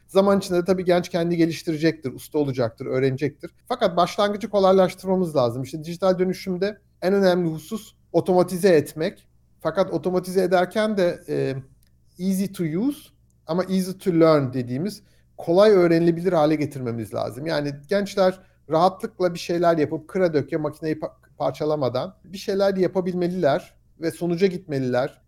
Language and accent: Turkish; Istanbul, Turkey; moved away as an adult; also born or lived in United States; now in Aachen, Germany; Ben İstanbul doğumluyum. İstanbul'da Alman Lisesi'ne gittim.